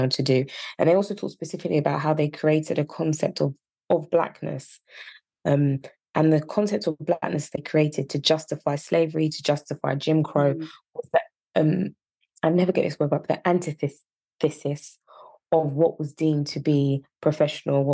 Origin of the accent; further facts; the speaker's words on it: Yorkshire and the Humber, United Kingdom; accent: Yorkshire; My Yorkshire accent